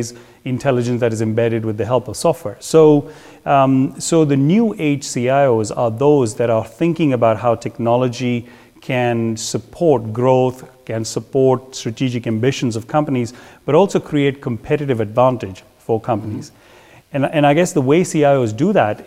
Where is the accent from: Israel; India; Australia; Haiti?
India; moved away as an adult; also born or lived in Belgium / England / Netherlands; born in India and, I'm a Belgian by my nationality.